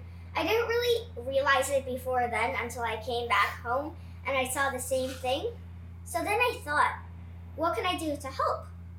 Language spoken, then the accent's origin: English; Miami, Florida, United States; also born or lived in Ukraine; I'm from Miami, and I love living here because I get to grow up right by the beach.